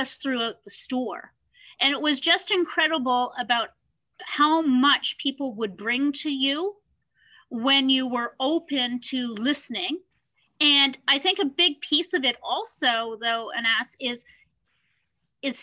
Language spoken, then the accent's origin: English; Canada; Being Canadian